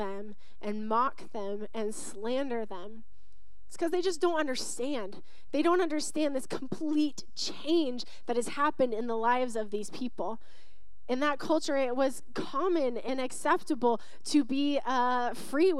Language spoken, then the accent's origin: English; Western Washington, United States; now in Arizona, United States; I grew up in Western Washington